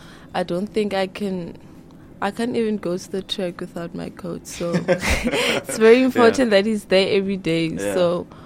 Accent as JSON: {"language": "English", "country": "Lesotho", "moved": "as an adult", "said": "I'm from Lesotho originally. That's my home. So I came here for school, obviously, and I do athletics, 800 meters. I'm 30."}